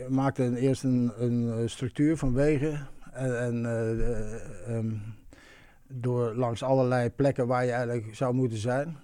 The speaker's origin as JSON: {"language": "Dutch", "town": "Eindhoven", "region": "North Brabant", "country": "Netherlands", "said": "ik kom uit Eindhoven"}